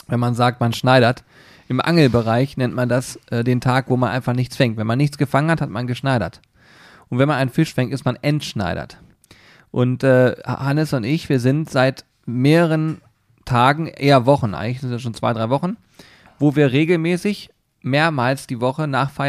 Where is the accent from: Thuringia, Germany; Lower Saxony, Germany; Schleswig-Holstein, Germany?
Lower Saxony, Germany; Hanover; Und außerdem, ich komme aus Hannover, ich kenne mich hier ein bisschen aus.